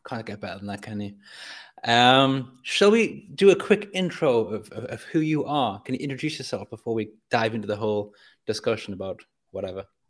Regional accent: North East England, United Kingdom; I grew up in Northeast England

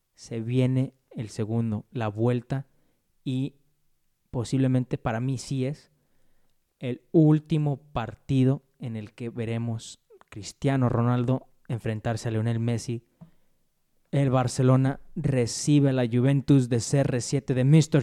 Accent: Mexico; uno como mexicano

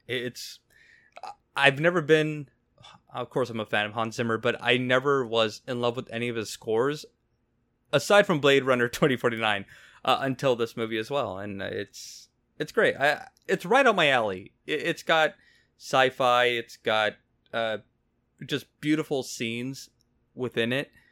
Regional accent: Mexico; I'm Mexican, so I can't excuse my my accent.

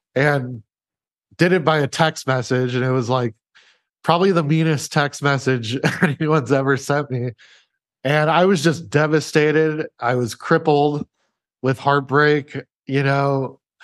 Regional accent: Omaha, Nebraska, United States; moved away; I was living in, in Omaha, Nebraska at the time, by the way, which is my hometown

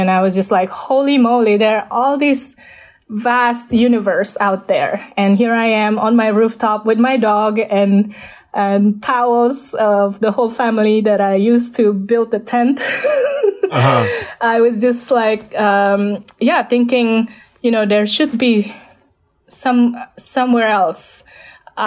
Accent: Jakarta, Indonesia; English is a second language; moved away; I was born in Jakarta

